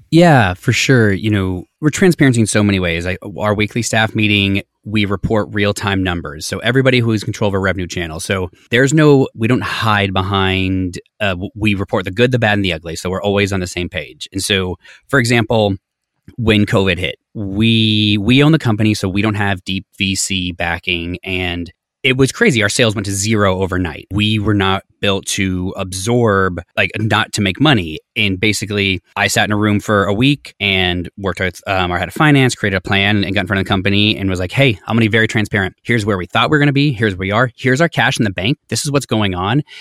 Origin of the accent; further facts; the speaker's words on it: Colorado, United States; I grew up in Colorado, very like lower middle class family